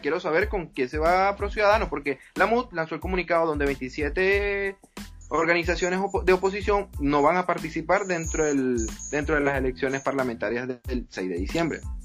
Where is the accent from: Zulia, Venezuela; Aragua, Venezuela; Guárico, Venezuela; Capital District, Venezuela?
Aragua, Venezuela; Linares Alcántara; moved away as an adult; yo nací y crecí en Linares Alcántara, parroquia Francisco de Miranda